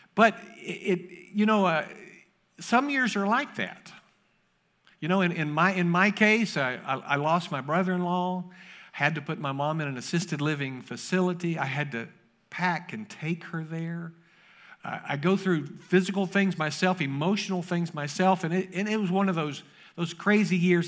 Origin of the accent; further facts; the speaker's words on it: Kentucky, United States; moved away; I grew up in Kentucky